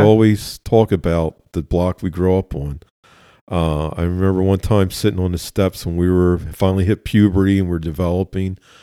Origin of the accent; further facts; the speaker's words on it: Philadelphia, Pennsylvania, United States; Born and raised in West Philadelphia. Both sides of my family are from West Philly